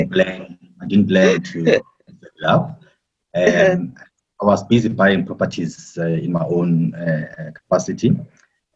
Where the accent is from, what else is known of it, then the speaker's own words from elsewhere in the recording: KwaZulu-Natal, South Africa; now in Johannesburg, South Africa; I'm from Johannesburg, South Africa, but I was born and bred in KZN, and ngabhunguka ngeza eJohannesburg like everybody else